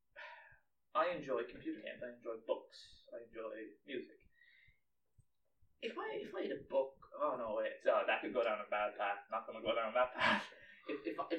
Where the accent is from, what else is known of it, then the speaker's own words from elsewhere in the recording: Ireland; we're Irish